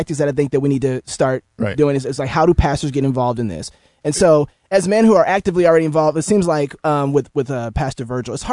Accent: Minneapolis, Minnesota, United States; moved away; Grew up in Minneapolis

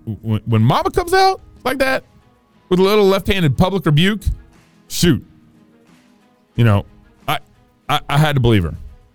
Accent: Texas, United States; accent: Texas; that's my Texas accent coming out, you know, like, iron.

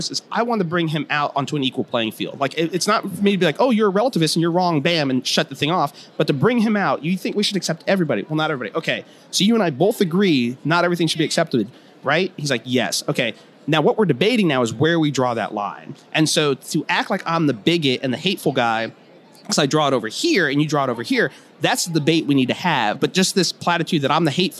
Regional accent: Cleveland, Ohio, United States; I just grew up outside of Cleveland, so I love the Browns

